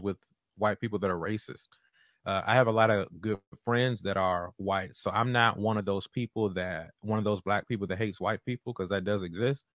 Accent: Washington, District of Columbia, United States; moved away as an adult; also born or lived in North Carolina; I'm from Chocolate City, Southeast Washington, D C, um, and was typically in majority black spaces growing up before I went to college

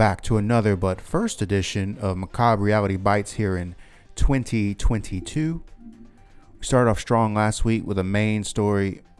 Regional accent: South Carolina, United States; I'm from South Carolina.

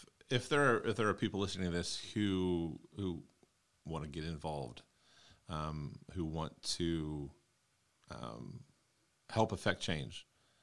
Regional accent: South Florida, United States; moved away; I am from South Florida

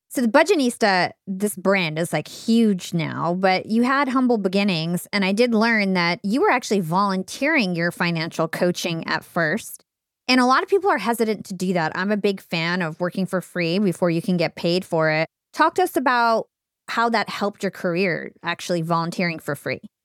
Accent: New Jersey, United States; I'm from New Jersey

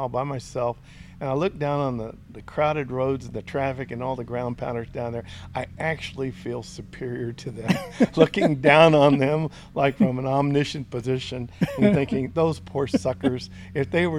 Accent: Randolph, Texas, United States; Randolph, my hometown, where it all started

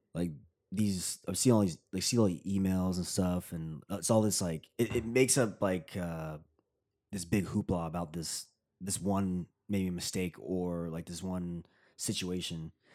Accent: Tennessee, United States; moved away; I grew up in Tennessee

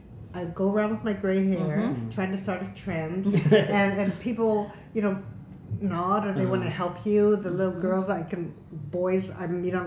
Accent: Los Angeles, California, United States; moved away as an adult; now in Jeju, South Korea; I grew up in Los Angeles. No four seasons at all.

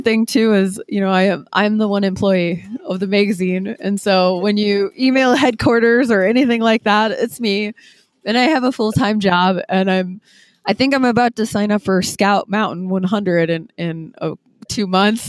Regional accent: Green Bay, Wisconsin, United States; moved away as an adult; now in Ohio, United States; born and raised in Green Bay

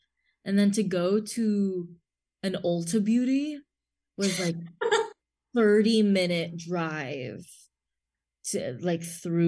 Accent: Los Angeles, California, United States; I guess I'm just spoiled living, like growing up in Los Angeles where there's just everything everywhere.

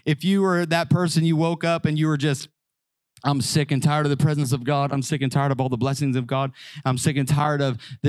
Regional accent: Southern Illinois, United States; I grew up in Southern Illinois.

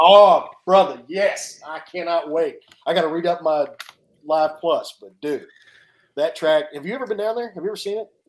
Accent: Nashville, Tennessee, United States; I'm from Nashville

